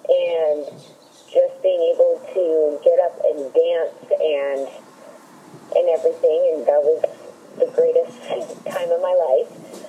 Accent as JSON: {"language": "English", "town": "Oceanside", "region": "California", "country": "United States", "said": "You may recognize the last name because you obviously know my dad. I'm from Oceanside, California."}